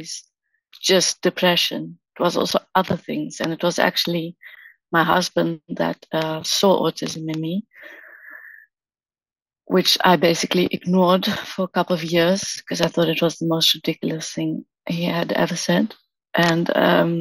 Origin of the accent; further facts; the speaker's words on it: South Africa; now in Amsterdam, Netherlands; I live in the Netherlands in Amsterdam. I'm originally from South Africa. I was born there